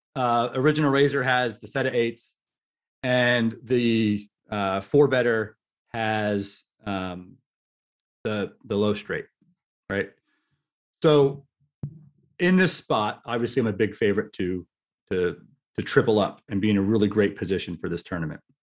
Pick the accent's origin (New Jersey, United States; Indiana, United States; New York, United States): New Jersey, United States; I'm from New Jersey